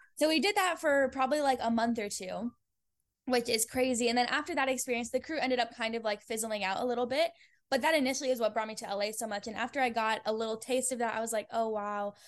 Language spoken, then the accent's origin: English; Fort Collins, Colorado, United States; moved away as an adult; also born or lived in Denver, Colorado; now in Los Angeles, United States; I'm from Colorado originally, and I'm from a place called Fort Collins